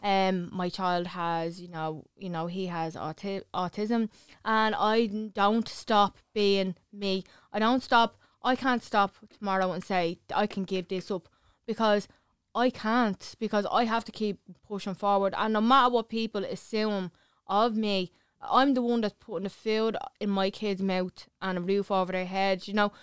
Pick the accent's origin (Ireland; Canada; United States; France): Ireland; Clondalkin, Leinster; I'm from Clondalkin